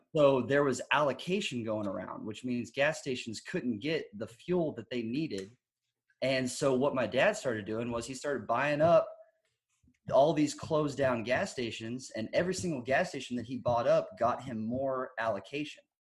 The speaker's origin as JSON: {"language": "English", "region": "Texas", "country": "United States", "said": "I'm from Texas"}